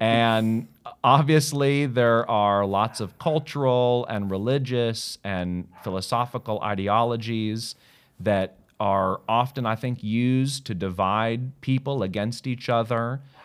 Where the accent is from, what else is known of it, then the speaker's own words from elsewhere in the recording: United States; moved away as an adult; now in Australia; I'm American. I love America